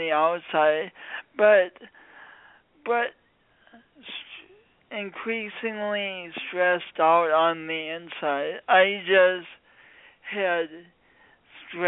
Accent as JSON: {"language": "English", "region": "Midwest", "country": "United States", "also_born_or_lived": "Sioux Falls, South Dakota", "moved": "yes", "lives_now": "San Diego, United States", "said": "I'm from the Midwest, but this isn't a Midwestern accent"}